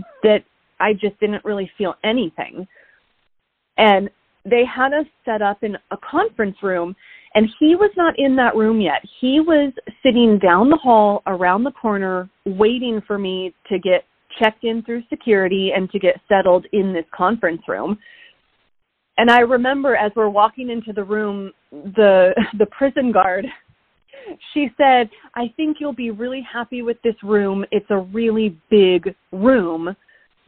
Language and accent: English; Oregon, United States; moved away; I was in Oregon, in my hometown, for 6 months